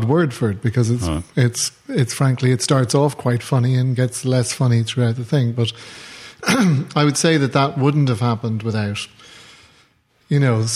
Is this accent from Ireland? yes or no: yes; Ireland; now in New York, United States; as an Irish person